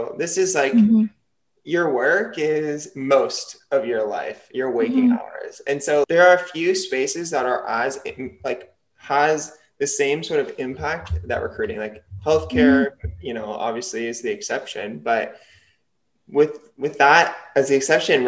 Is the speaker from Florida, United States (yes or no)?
no; New Jersey, United States; also born or lived in UCLA, California; I'm from New Jersey